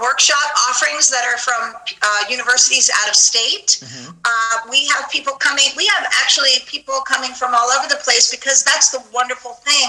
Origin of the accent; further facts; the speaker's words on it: Long Island, New York, United States; I'm from New York. I don't have as thick of an accent as I used to, but I was born in Manhattan and raised in Long Island